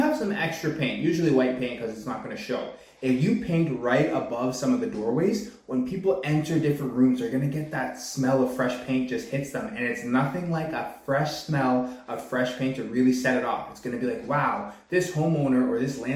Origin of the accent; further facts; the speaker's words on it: Pickering, Ontario, Canada; also born or lived in Whitby; I was born and raised in the Durham region. I was born out in Pickering, live now in Whitby.